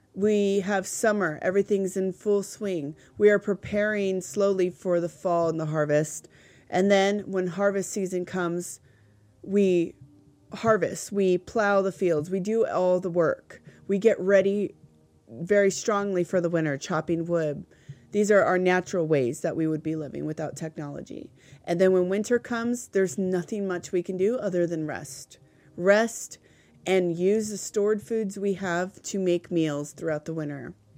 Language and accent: English; California, United States; now in New Hampshire, United States; I grew up in California